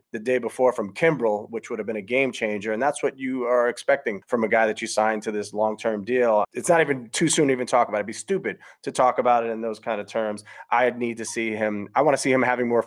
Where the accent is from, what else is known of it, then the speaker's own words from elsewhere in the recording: New York, United States; I grew up doing it here in New York, and that was one of the advantages of being a New Yorker